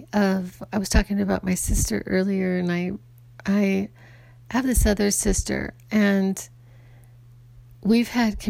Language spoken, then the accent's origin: English; Ireland; I'm Irish, and so I can have a temper. I was born this way. This is just the way I am.